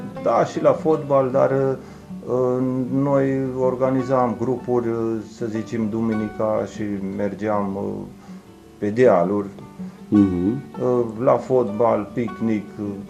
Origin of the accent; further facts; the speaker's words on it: Oituz, Bacău County, Romania; sunt uh, născut în Oituz, crescut tot în Oituz. Uh, am copilărit uh, tot în Oituz